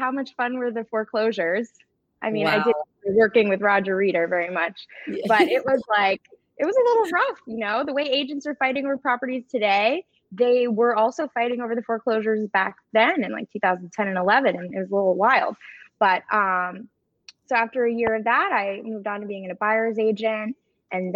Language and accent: English; South Florida, United States; also born or lived in Daytona Beach; born and raised in South Florida